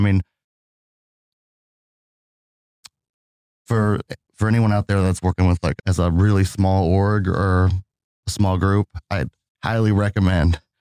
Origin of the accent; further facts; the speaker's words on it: Indiana, United States; I'm from Indiana, my Indiana Pacers, my team